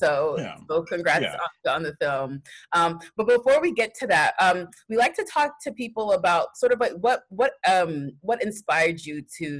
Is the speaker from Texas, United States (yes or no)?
yes; Texas, United States; My family's from Nigeria. I'm first generation. I grew up in Texas, but I was born in Texas. My parents came to America when they got married